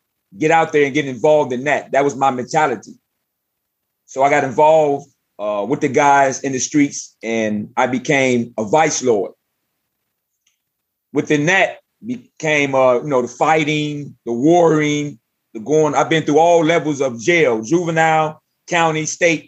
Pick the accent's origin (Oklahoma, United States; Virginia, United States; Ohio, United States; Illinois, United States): Illinois, United States; Chicago; I'm from Chicago